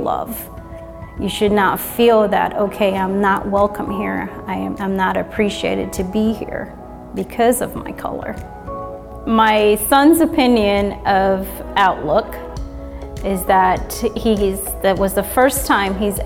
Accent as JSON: {"language": "English", "country": "Jamaica", "moved": "yes", "lives_now": "Indianapolis, United States", "said": "I'm originally from Jamaica, and I've been living here in Indianapolis, Indiana for about 20 years now"}